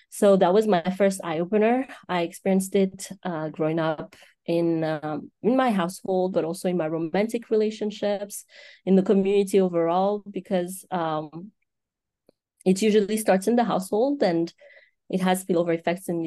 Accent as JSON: {"language": "English", "country": "Madagascar", "tie": "born or raised there", "moved": "as an adult", "lives_now": "United States", "said": "seven, seven, eight years ago uh, when I uh, moved to the United States. So I grew up all my life in Madagascar and uh, I came here"}